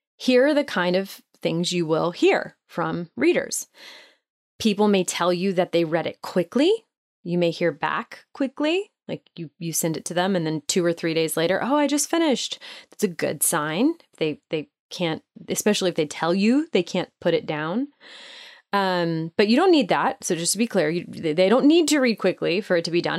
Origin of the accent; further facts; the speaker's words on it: Nashville, Tennessee, United States; my hometown of Nashville